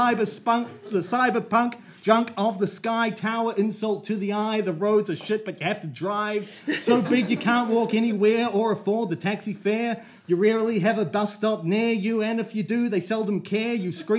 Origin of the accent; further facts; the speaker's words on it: Oamaru, Otago, New Zealand; moved away as an adult; also born or lived in Christchurch / Wellington / Melbourne / London; now in Auckland, New Zealand; I grew up down south in Oamaru, and as such, I was raised with particular values.